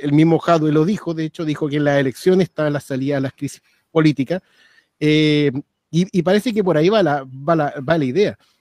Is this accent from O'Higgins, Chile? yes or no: no; Maipú, Santiago Metropolitan Region, Chile; Yo soy de Maipú, acá, al lado de la villa